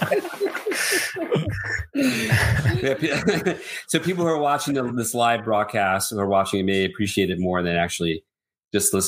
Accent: New York, United States; moved away; I grew up in New York

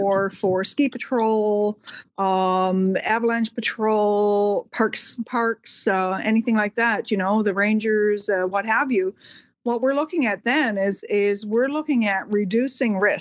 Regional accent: Canada; your Canadian neighbors

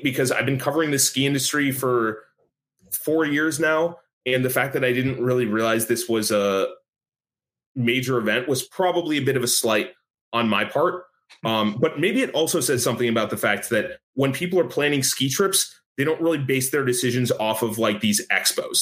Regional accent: New York, United States; I grew up in New York

